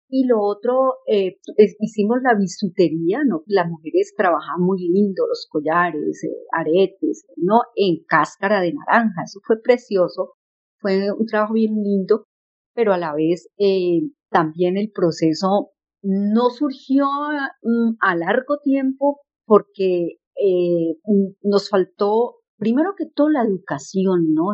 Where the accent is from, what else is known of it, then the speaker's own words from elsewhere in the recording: La Cumbre, Valle del Cauca, Colombia; now in Charlotte, United States; nací en la Cumbre Valle